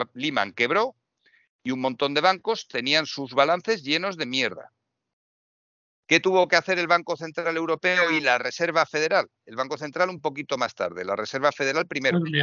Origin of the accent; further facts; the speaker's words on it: Madrid, Community of Madrid, Spain; yo vivo en Madrid y hablo de Madrid, yo me siento más madrileño que otra cosa.